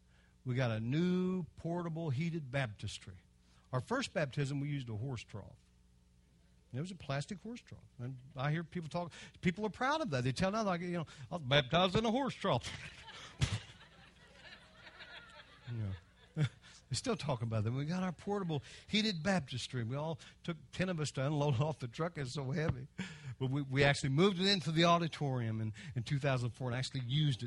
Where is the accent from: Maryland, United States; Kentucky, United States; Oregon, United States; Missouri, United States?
Kentucky, United States; I'm from Kentucky.